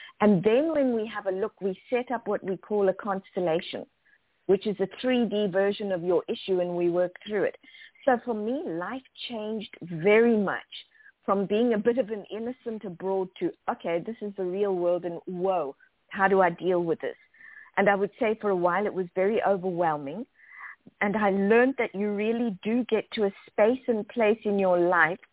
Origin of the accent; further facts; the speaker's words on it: South Africa; moved away; also born or lived in Zimbabwe / Zambia; As a kid, I grew up in South Africa, also lived in Zimbabwe and Zambia